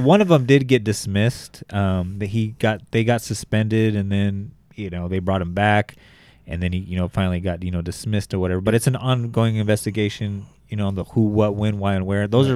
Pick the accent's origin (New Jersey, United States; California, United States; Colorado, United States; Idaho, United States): California, United States; Bakersfield; born in Bakersfield, uh, my hometown